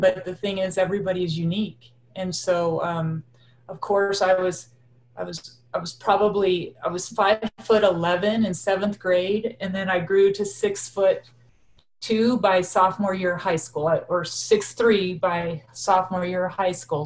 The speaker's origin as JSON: {"language": "English", "town": "Laramie", "region": "Wyoming", "country": "United States", "tie": "born or raised there", "also_born_or_lived": "Torrington, Wyoming", "said": "we moved to Laramie"}